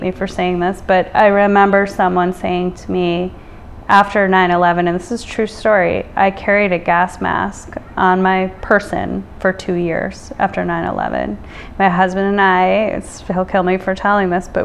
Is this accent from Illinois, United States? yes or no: yes; Illinois, United States; now in New York City, United States; the peaceful sort of Americana childhood growing up in Illinois